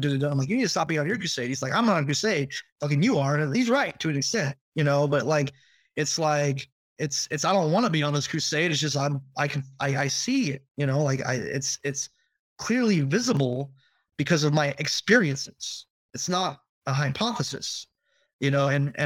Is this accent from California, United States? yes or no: yes; Northern California, United States; I'm from Northern California